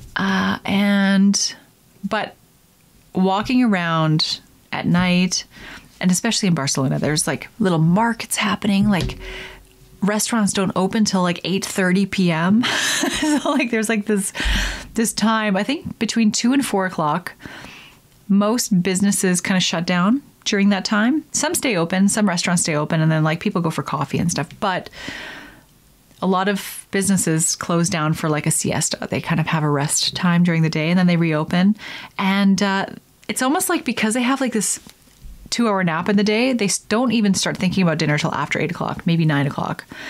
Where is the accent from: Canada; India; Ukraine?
Canada; I'm Canadian